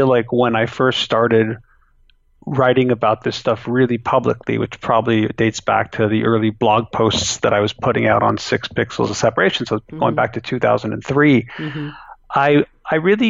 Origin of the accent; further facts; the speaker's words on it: Canada; I still live where I was born